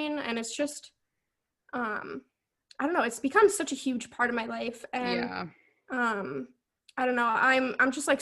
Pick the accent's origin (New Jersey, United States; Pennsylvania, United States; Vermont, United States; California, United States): Vermont, United States; the school here in Vermont, I'm from Vermont, is UVM